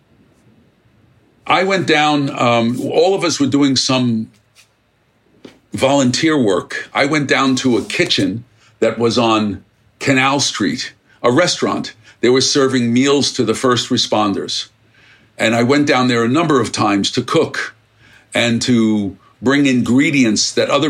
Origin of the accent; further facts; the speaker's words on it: New York City, New York, United States; I grew up in Brooklyn